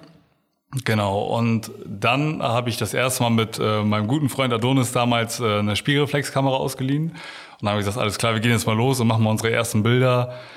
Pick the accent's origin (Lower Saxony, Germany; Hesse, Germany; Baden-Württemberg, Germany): Lower Saxony, Germany; Oldenburg; also born or lived in Bramsche; ich bin nicht hier geboren, aber ich glaube, seitdem ich eins oder zwei bin